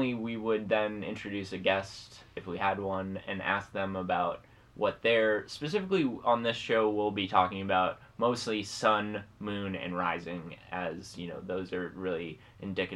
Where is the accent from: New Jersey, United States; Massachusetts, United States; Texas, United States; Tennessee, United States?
Massachusetts, United States; now in New York, United States; I'm a Massachusetts boy, originally. New Englander